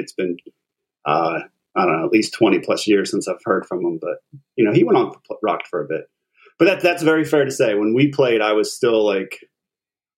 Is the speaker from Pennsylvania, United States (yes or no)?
yes; Collingdale, Pennsylvania, United States; I grew up in Collingdale, which is just like a town or two over from Luke and Pat